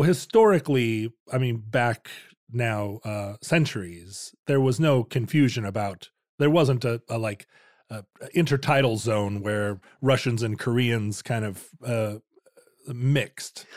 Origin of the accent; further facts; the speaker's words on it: Anchorage, Alaska, United States; growing up in Anchorage, you're like city kids